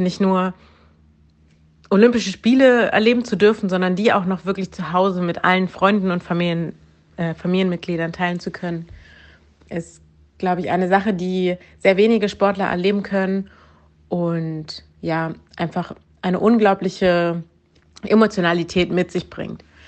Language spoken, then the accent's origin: German; Berlin, Germany; Ich bin Kanu-Rennsportlerin und komme aus Berlin